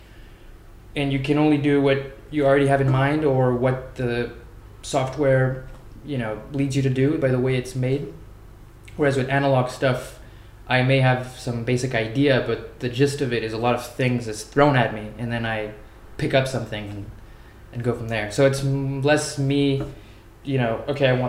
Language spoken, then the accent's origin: English; Paris, Île-de-France, France; I am from Paris